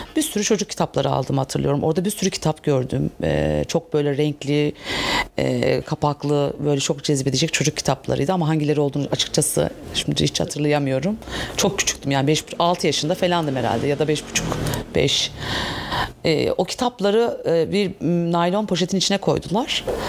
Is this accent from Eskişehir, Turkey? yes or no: no; Istanbul, Turkey; bin dokuz yüz yetmiş altı, e, e, İstanbul doğumluyum. Bakırköy'de doğdum. Çocukluğum bir kısmı Bak-, Bakırköy'de geçti